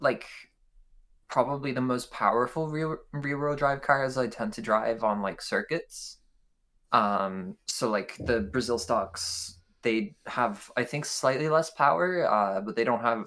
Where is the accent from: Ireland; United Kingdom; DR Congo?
Ireland; I am from Ireland. I am the token Irish one in Priz.